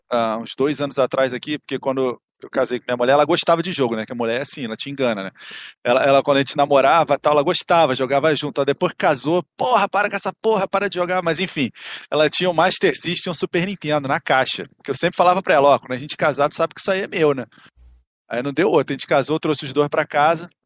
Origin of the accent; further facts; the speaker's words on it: Rio de Janeiro, Brazil; Sou, sou do Rio, capital